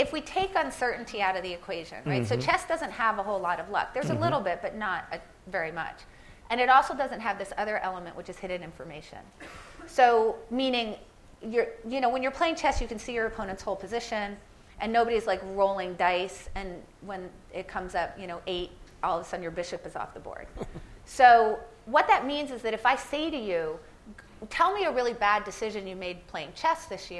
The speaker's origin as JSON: {"language": "English", "town": "Philadelphia", "region": "Pennsylvania", "country": "United States", "said": "I'm from Philadelphia"}